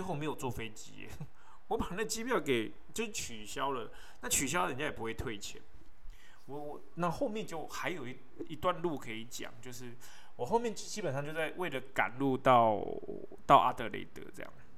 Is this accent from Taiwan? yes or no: yes; Taiwan; 我是台湾人，好吗